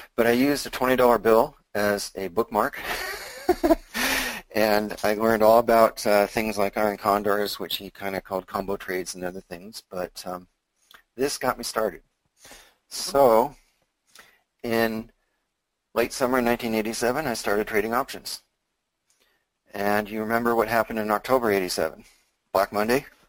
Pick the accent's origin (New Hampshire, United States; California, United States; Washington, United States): Washington, United States; Seattle; I was born in Seattle. I uh, lived here all my life